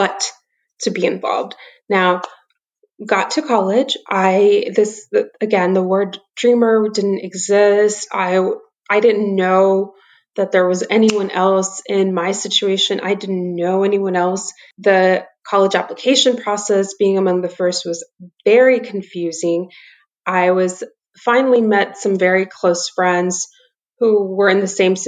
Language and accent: English; South Texas, United States; also born or lived in El Fuerte, Sinaloa, Mexico / McAllen, Texas / Laredo, Texas; I grew up in South Texas